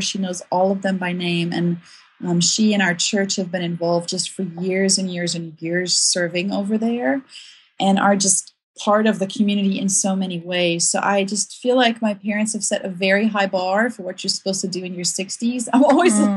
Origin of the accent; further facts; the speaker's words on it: South Africa; moved away as an adult; also born or lived in Ukraine; now in United States; I grew up in South Africa